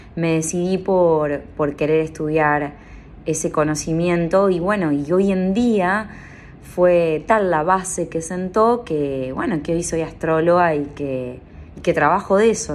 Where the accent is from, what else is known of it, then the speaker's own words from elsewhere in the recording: San Pedro, Buenos Aires Province, Argentina; moved away; mi ciudad natal, San Pedro, San Pedro, Buenos Aires